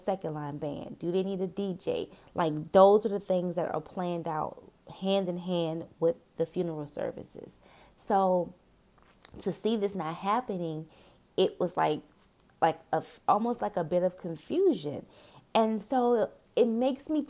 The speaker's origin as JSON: {"language": "English", "town": "New Orleans", "region": "Louisiana", "country": "United States", "said": "I'm from New Orleans"}